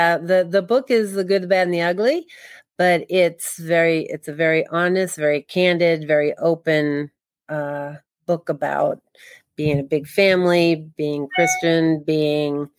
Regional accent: Boston, Massachusetts, United States; I was born and raised in Boston.

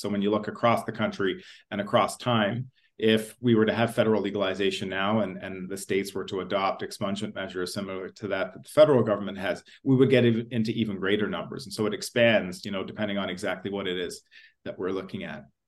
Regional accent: Ontario, Canada; also born or lived in England; I grew up in Ontario

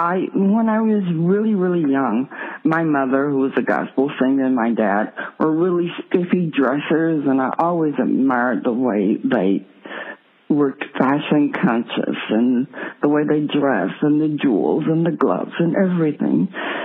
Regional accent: Texarkana, United States; also born or lived in Union County, Arkansas / Houston, Texas / Paris; in my hometown of Texarkana, where I am now, Texarkana, Texas, Arkansas, I was actually born in Huddick, Arkansas, Union County, but I lived here since age one.

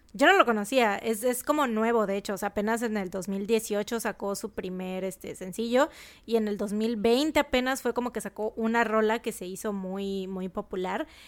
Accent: Mexico

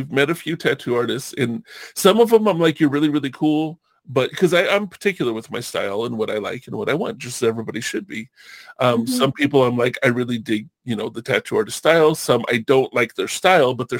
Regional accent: California, United States; I grew up surfing in California, when I was like 12, 13 years old

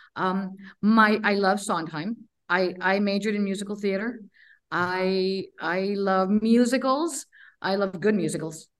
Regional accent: Laredo, Texas, United States; I grew up in Laredo, Texas

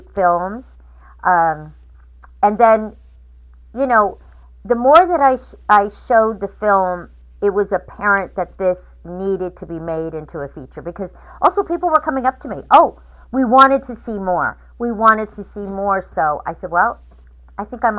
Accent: Fresno, California, United States; I'm from Fresno

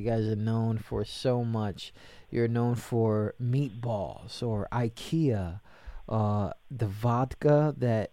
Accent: New York City, New York, United States; I'm from New York, right? So I'm from the city

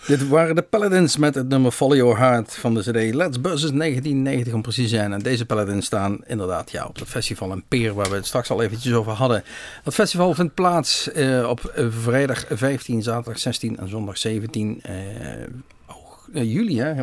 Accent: Netherlands; wij uit Nederland kwamen

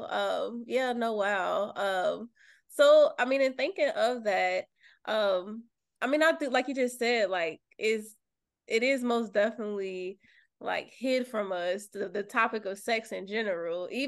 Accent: Louisville, Kentucky, United States; I'm from Kentucky. I'm from.

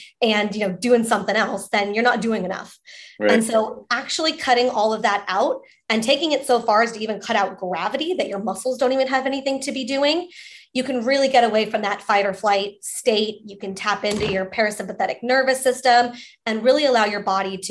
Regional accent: Coronado, California, United States; also born or lived in Nashville, Tennessee; I'm from San Diego, specifically from Coronado Island

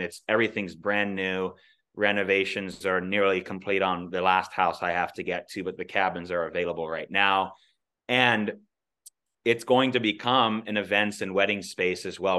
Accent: Alaska, United States; growing up in Alaska, being born and raised here

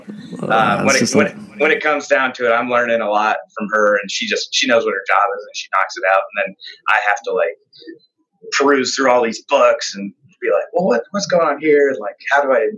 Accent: Colorado, United States; moved away; I'm originally from Colorado

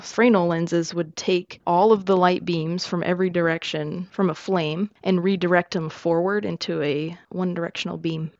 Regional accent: United States; I'm also American

